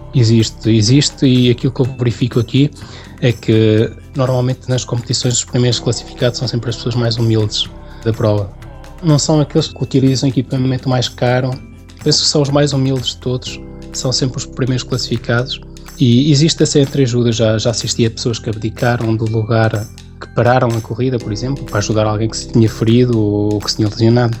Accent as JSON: {"language": "Portuguese", "town": "Santa Marta de Penaguião", "region": "Vila Real District", "country": "Portugal", "moved": "as an adult", "lives_now": "France", "said": "Sou da região do Douro, portanto sou de Santa Marta, de Paneguião, de, de uma aldeia chamada Fornelos"}